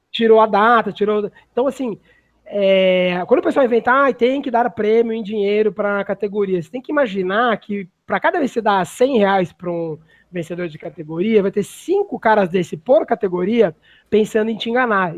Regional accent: Brazil; somos brasileiros

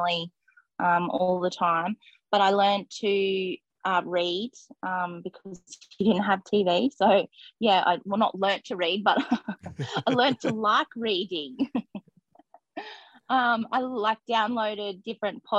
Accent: Gold Coast, Queensland, Australia; moved away as an adult; I grew up on the Gold Coast, so I was in the city

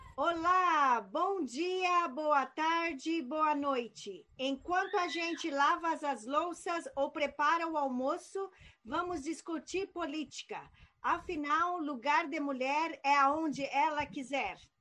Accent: Brazil; moved away as an adult; also born or lived in United States; os brasileiros, como eu, que saíram fugidos do Brasil

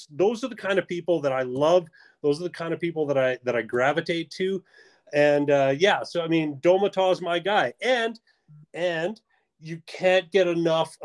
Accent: Canada; I played hockey, obviously, being a Canadian

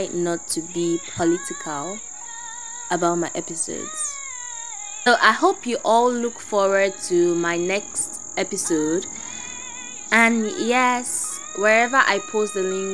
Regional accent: Nigeria; I'm a Nigerian. I was born Nigerian, bred.

